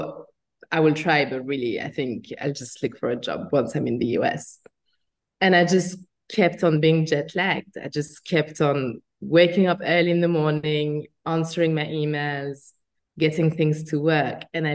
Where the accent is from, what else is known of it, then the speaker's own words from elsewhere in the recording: France; moved away as an adult; also born or lived in United States; by my accent, I was born in France and it wasn't easy in France